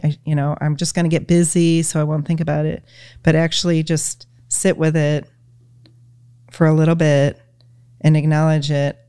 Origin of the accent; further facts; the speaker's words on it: Michigan, United States; we're from Michigan. So we're, you know, total Michigan people